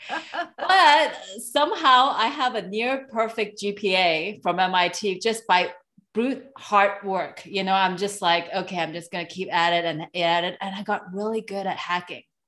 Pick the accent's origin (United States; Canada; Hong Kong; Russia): Hong Kong; moved away; I am from Hong Kong originally, so I'm an Asian immigrant.